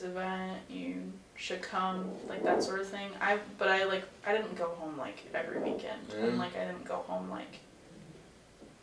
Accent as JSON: {"language": "English", "town": "Cedar Rapids", "region": "Iowa", "country": "United States", "tie": "born or raised there", "moved": "as an adult", "said": "my hometown is Cedar Rapids"}